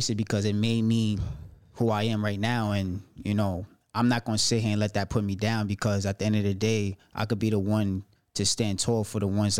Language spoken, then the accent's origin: English; New York City, New York, United States; also born or lived in Soundview, Bronx; I was born into foster care. So I'm from Brooklyn, but okay. I'm representing the Bronx. You okay. know what I'm saying? Right. So right now I'm in a pound. I'm in Soundview.